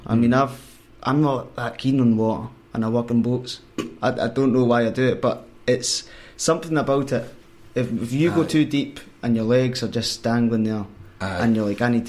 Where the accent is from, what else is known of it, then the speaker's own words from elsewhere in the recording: Taynuilt, Scotland, United Kingdom; I'm a boy from Tynholt, you know